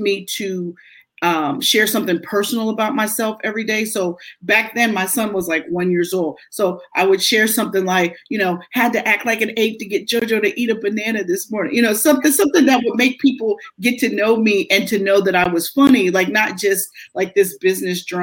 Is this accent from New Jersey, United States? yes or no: no; Pittsburgh, Pennsylvania, United States; moved away as an adult; now in Philadelphia, United States; I worked for the NBC station in Pittsburgh in my hometown